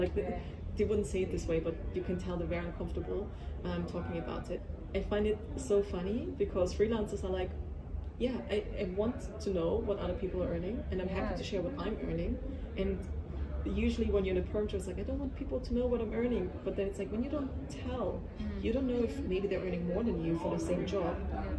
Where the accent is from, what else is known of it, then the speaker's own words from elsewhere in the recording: Austria; we're both from Austria.